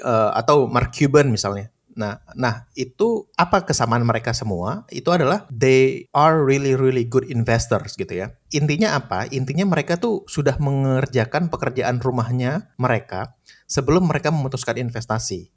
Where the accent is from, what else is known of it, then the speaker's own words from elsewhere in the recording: Aceh, Indonesia; moved away; gue dari Aceh